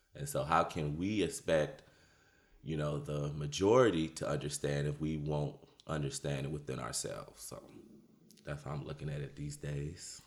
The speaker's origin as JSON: {"language": "English", "town": "Detroit", "region": "Michigan", "country": "United States", "tie": "born or raised there", "moved": "yes", "lives_now": "Austin, United States", "said": "born and raised in Detroit, Michigan"}